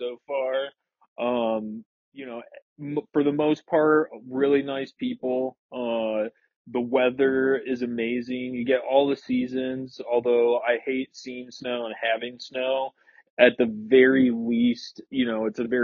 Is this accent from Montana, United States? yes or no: no; Okemos, Michigan, United States; moved away; growing up in a small place like Okemos